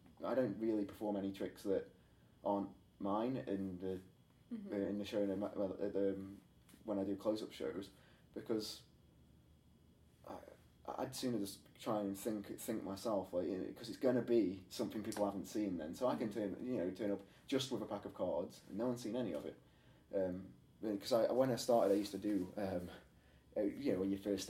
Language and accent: English; Stoke-on-Trent, West Midlands, United Kingdom; I'm from Stoke-on-Trent in England.